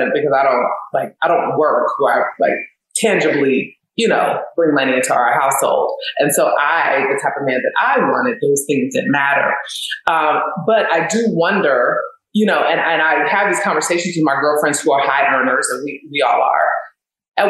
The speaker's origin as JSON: {"language": "English", "region": "California", "country": "United States", "moved": "yes", "lives_now": "Philadelphia, United States", "said": "I am from California"}